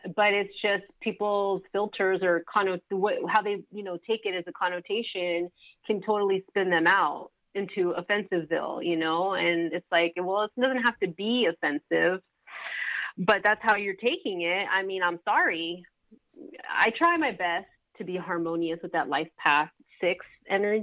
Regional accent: Los Angeles, California, United States; also born or lived in Palmdale; I grew up Southern California, LA, Los Feliz, Hollywood, Glendale, Atwater

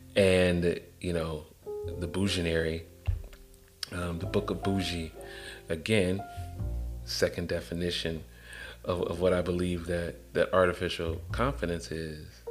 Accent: Atlanta, Georgia, United States; I'm from Atlanta

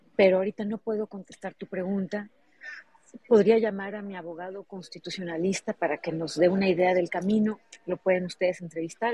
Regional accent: Hermosillo, Sonora, Mexico; Yo nací en Hermosillo, pero mi papá nació en Ures

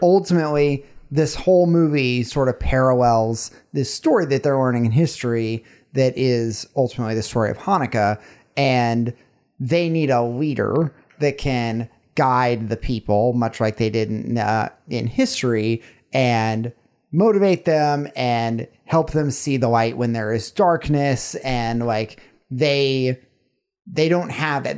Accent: the South, United States; growing up in the South

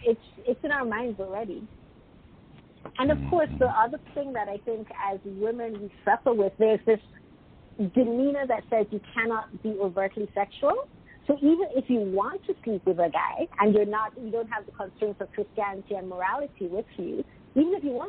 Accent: United Kingdom; Even though I'm British, sometimes my perspective, because I've lived in 6 different countries, so sometimes my perspective isn't typical British.

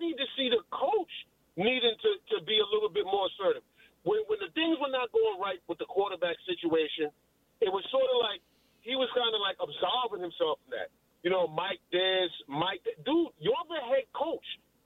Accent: New York City, New York, United States; being a New Yorker and just being from the Bronx

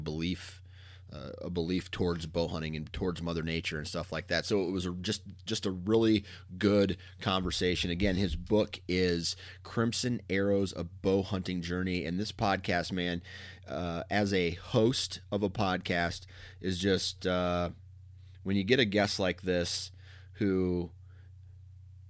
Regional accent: Mount Pleasant, Iowa, United States; I'm from Mount Pleasant, Iowa originally

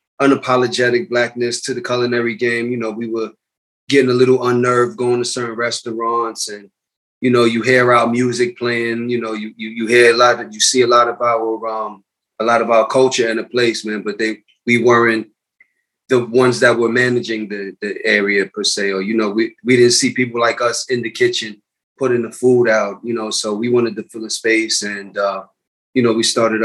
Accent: New York City, New York, United States; I was born and raised in the Bronx. I was born at Einstein Hospital, grew up in Co-op City, Section 5.

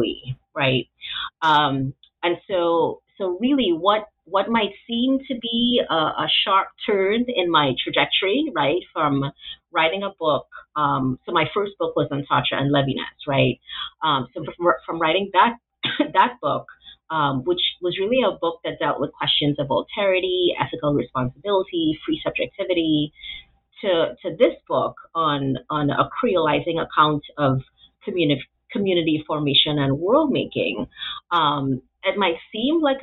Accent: Trinidad & Tobago; moved away as an adult; also born or lived in Atlanta, United States / Memphis, United States; now in United States; I was born and sort of raised, came to adulthood in Trinidad.

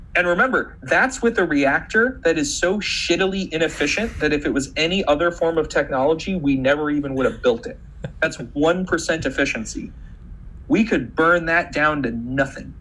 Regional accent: Montana, United States; I'm from Montana, big beautiful state full of wildlife.

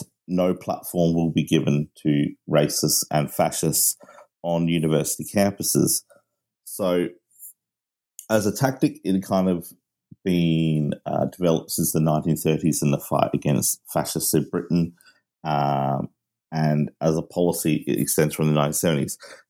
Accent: Australia; also born or lived in Manchester, United Kingdom; No, I am Australian of British parents, and I lived in Manchester.

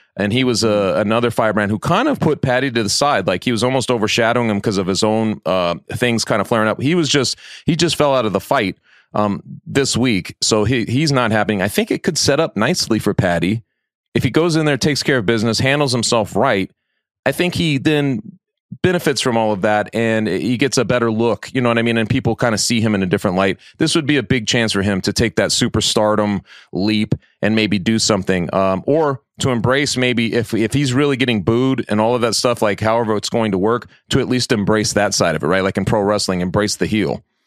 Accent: Colorado, United States; from my home state of Colorado

